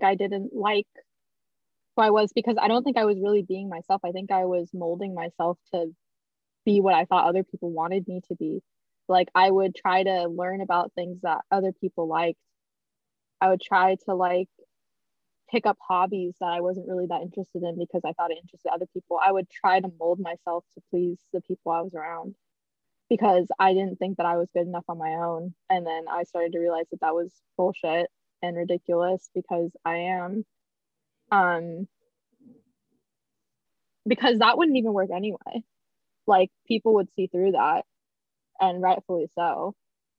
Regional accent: California, United States; we grew up in Prop 8 California where people weren't okay with that sort of stuff.

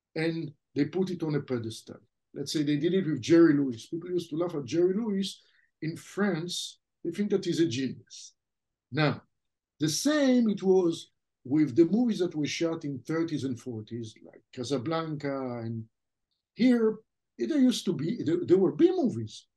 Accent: Israel; first language French; English is a second language; moved away as an adult; The language that we spoke at home as a kid, the first language I spoke was French, even though I grew up in Israel.

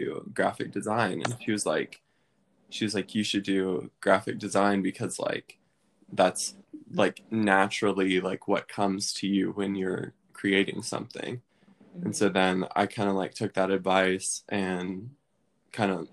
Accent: Maryville, Tennessee, United States; I'm from Maryville, Tennessee, which is right near Knoxville.

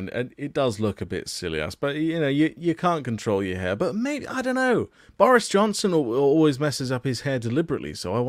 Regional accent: United Kingdom; I'm British

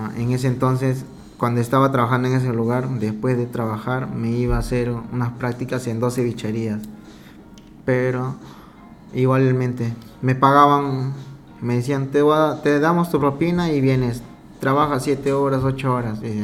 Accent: Peru; moved away as an adult; also born or lived in Italy / France / Spain; now in Dubai, United Arab Emirates; soy peruano, con orgullo, cholo a pura sangre

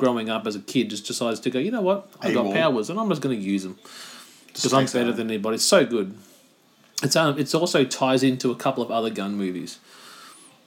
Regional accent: Australia

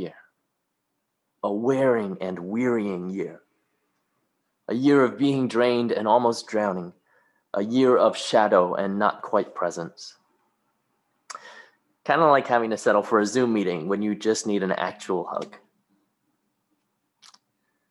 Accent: Hong Kong; moved away; When I was a kid growing up in Hong Kong, going to Sunday school at a Baptist church

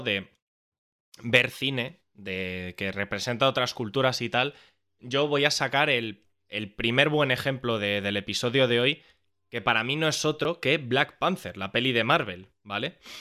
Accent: Spain; nuestra cultura como españoles

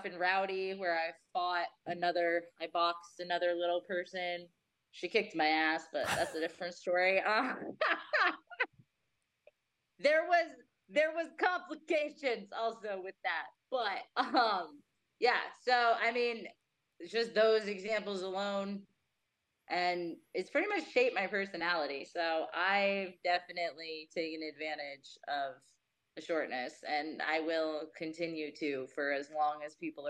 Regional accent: New Jersey, United States; now in Las Vegas, United States; I grew up in Jersey

